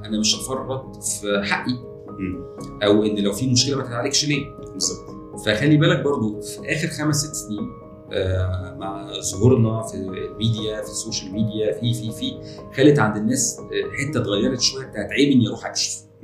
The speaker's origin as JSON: {"language": "Arabic", "country": "Egypt", "said": "عندنا في مصر"}